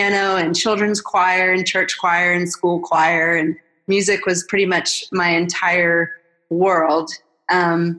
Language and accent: English; Atlanta, Georgia, United States; I'm originally from Atlanta, and I grew up in a really sweet family